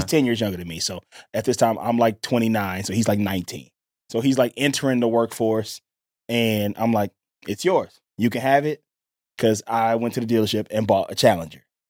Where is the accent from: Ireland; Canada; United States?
United States; Mississippi; I'm from Mississippi